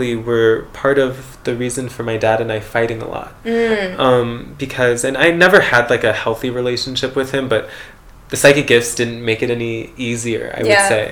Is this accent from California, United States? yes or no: yes; San Diego, California, United States; also born or lived in Cedar City, Utah; now in Las Vegas, United States; I'm from San Diego originally, and I moved to Vegas